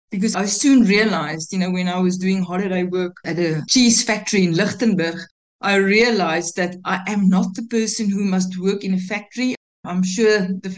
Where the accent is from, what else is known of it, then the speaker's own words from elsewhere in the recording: Pretoria, Gauteng, South Africa; I grew up in Pretoria. That's born there, grew up school, even university.